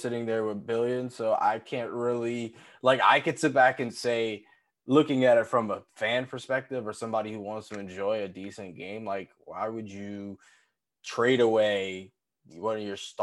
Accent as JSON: {"language": "English", "region": "New York", "country": "United States", "said": "I'm from New York, and I'm a New York Knicks fan"}